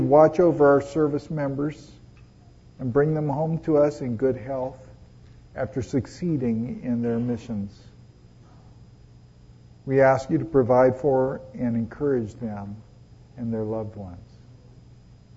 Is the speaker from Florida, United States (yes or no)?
no; Los Angeles, California, United States; moved away; also born or lived in Connecticut; I was born in Hollywood at Hollywood Presbyterian Hospital